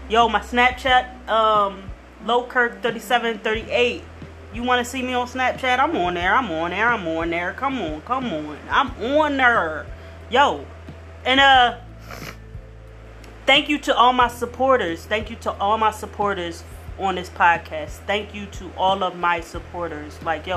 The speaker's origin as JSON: {"language": "English", "town": "Philadelphia", "region": "Pennsylvania", "country": "United States", "said": "I'm from the P. I'm from South Philly. So when you're from South Philly"}